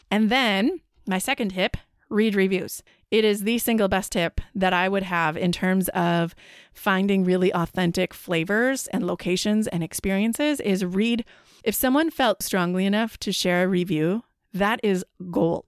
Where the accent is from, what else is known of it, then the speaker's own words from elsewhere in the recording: Wisconsin, United States; I'm from Wisconsin